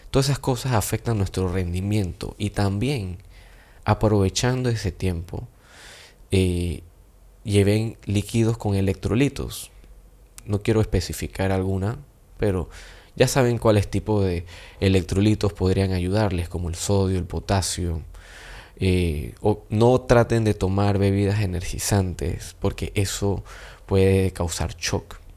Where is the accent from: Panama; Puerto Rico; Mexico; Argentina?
Panama; nos vamos a dar cuenta que los dos somos panameños